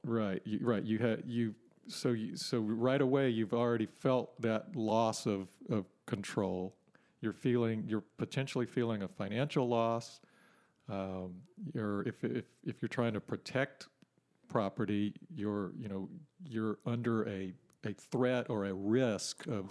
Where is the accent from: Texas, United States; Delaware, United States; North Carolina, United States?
Texas, United States; Port Neches; also born or lived in California; I grew up in Port Neches and spent a bunch of time on the river